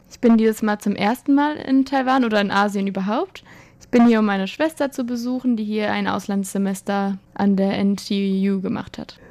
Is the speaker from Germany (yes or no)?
yes; Frankfurt, Hesse, Germany; also ich komme ja aus Frankfurt